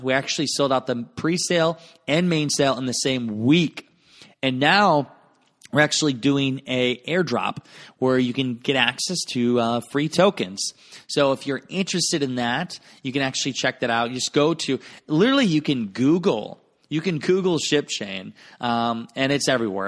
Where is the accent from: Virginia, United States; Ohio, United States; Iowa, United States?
Iowa, United States; Garnavillo; my hometown of Garnavillo, Iowa